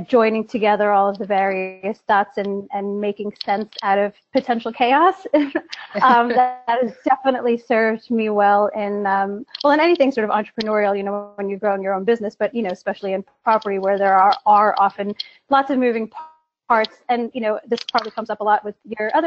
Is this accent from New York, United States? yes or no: yes; New York, United States; moved away as an adult; now in London, United Kingdom; I'm American, a born and bred New Yorker